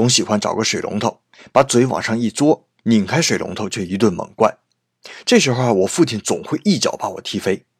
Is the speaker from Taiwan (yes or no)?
no; China; 这是我们中国人的固定思维